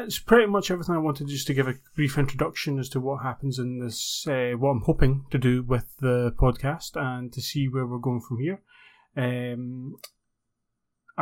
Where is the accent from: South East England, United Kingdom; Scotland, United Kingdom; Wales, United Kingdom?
Scotland, United Kingdom; accent: Scottish; I'm based in the UK, you can probably tell my accent, Scotland